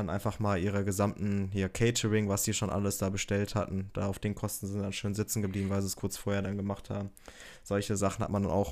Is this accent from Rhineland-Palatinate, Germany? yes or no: no; Essen, North Rhine-Westphalia, Germany; Es fällt mir nur schwer, für Münster zu tippen als Essener, muss ich auch ehrlich sagen.